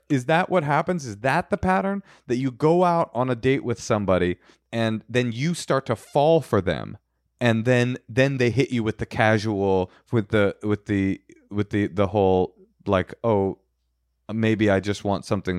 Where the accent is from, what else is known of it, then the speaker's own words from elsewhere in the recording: Canada; I'm Canadian.